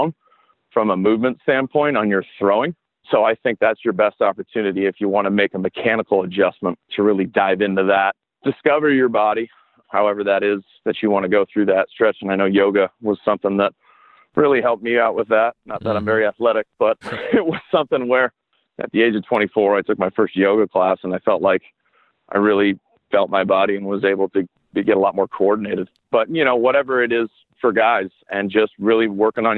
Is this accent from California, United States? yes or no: yes; Pasadena, California, United States; moved away as an adult; also born or lived in South Carolina; I was born and raised in Pasadena, California